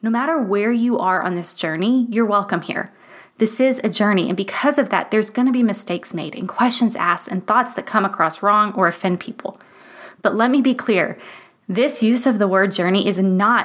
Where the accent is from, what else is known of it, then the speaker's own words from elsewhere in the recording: United States; moved away as an adult; now in Germany; I am so proud to be an American